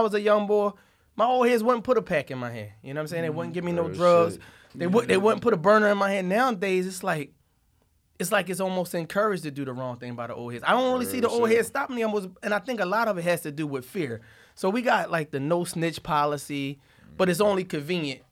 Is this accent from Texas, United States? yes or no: no; Philadelphia, Pennsylvania, United States; North Philly, Hunter Park section